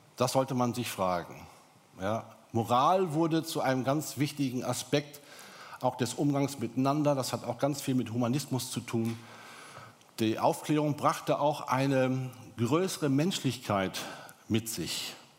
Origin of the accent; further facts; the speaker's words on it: Germany; bei uns in Deutschland